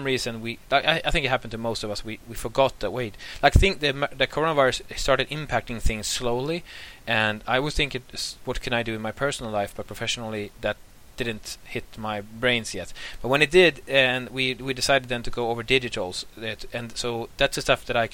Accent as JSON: {"language": "English", "country": "Sweden", "also_born_or_lived": "Åland", "moved": "yes", "lives_now": "Turku, Finland", "said": "I'm from Sweden originally, but I've lived in Finland for some time, and also lived in Ahvenanmaa, but I'm happy now living in Turku"}